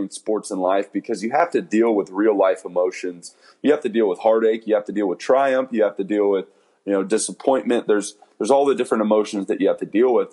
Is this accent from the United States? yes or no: yes; San Antonio, Texas, United States; I'll get to play in San Antonio, which is my hometown